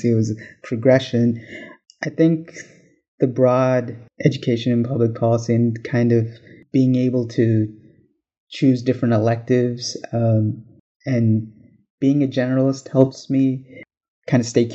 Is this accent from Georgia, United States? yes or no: yes; Atlanta, Georgia, United States; I was born in Atlanta, Georgia, actually, at downtown Crawford Long Hospital